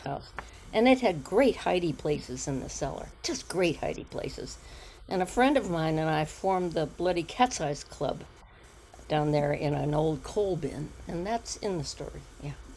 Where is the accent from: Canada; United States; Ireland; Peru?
United States; Ohio; moved away as an adult; also born or lived in Maryland; now in Weston, United States; we moved to Ohio from Maryland